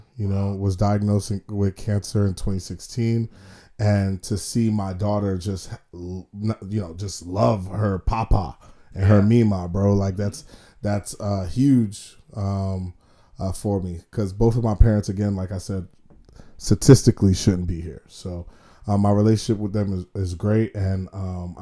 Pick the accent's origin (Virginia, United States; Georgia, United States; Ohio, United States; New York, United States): New York, United States; New York City; now in South Florida, United States; kid from Brooklyn, New York, two immigrant parents. You know, growing up in New York, you know, in the 90s